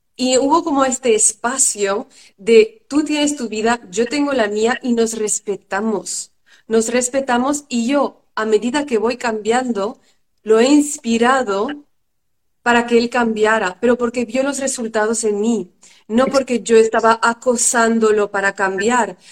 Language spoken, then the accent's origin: Spanish; France; yo vengo de una familia de padres inmigrantes que los dos huyeron de dictadura, mi madre de Grecia y mi padre de Haití y nací en Francia.